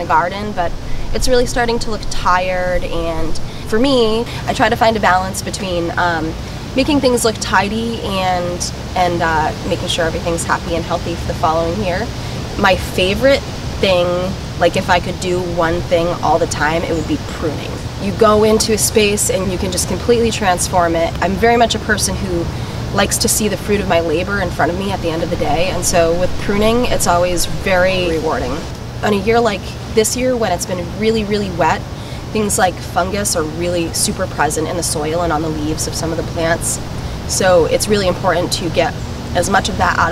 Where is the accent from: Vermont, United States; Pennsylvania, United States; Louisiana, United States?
Vermont, United States; now in Maine & New Hampshire seacoast, United States; I grew up in Vermont